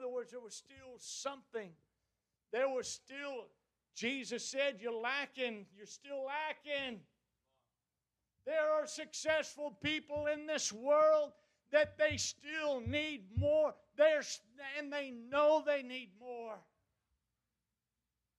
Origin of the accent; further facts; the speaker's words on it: United States; we as American, as Christian Americans